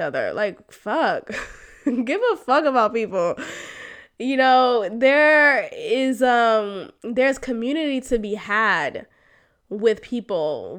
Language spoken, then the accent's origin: English; Boston, Massachusetts, United States; moved away; the family that I grew up with in Boston